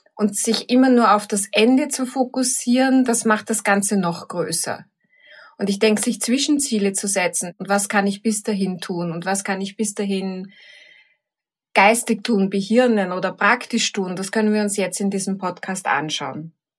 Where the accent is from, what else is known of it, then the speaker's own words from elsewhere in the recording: Vienna, Austria; In Wien, im dritten Bezirk, alles im gleichen Kretzel